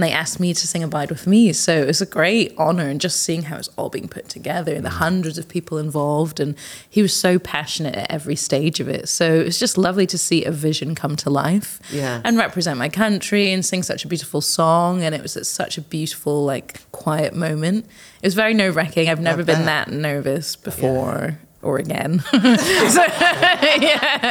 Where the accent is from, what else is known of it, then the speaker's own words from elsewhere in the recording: Scotland, United Kingdom; moved away as an adult; now in London, United Kingdom; I'd come from Scotland